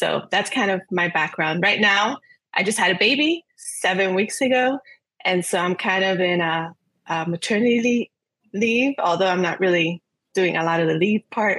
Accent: Miami, Florida, United States; also born or lived in Puerto Rico; I'm from Miami, Florida, and I'm Puerto Rican as well. I was born in Puerto Rico, but my parents moved over here. And Miami's been home

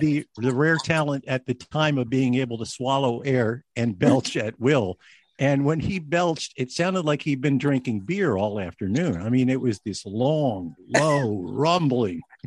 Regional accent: United States; we as American kids

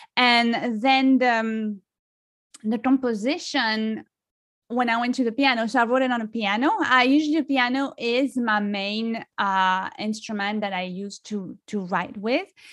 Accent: France; accent: French; English is a second language; moved away as an adult; now in United States; I am originally from France. I've been li-, living in the U S for over fifteen years. So, you know, I'm American, but, you know, I grew up in France, so I can't lose my French accent

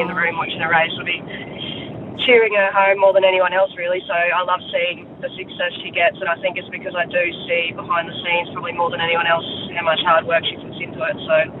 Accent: Sunshine Coast, Queensland, Australia; I'm actually from the Sunshine Coast, not the Gold Coast. But, yeah, I grew up down in the hinterland down there

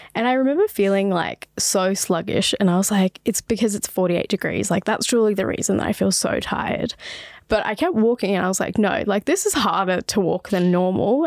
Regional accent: Sydney, New South Wales, Australia; also born or lived in Botswana; growing up in Western Sydney

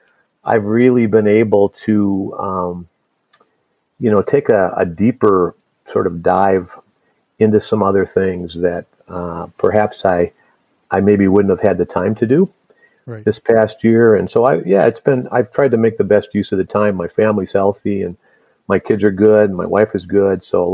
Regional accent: Chicago, Illinois, United States; born there; And so I was born in Chicago, and he was a young man trying to find his way in the game as a coach.

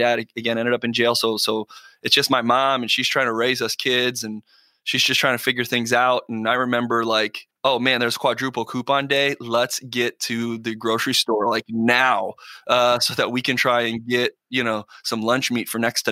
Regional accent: Buckeye, Arizona, United States; also born or lived in Phoenix, Arizona; I was born in Arizona, Phoenix, Arizona, but I grew up in a town on the west side of Arizona called Buckeye.

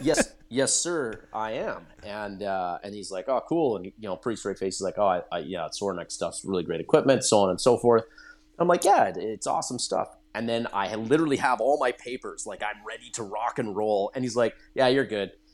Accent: Nanaimo, British Columbia, Canada; I grew up on Vancouver Island in British Columbia

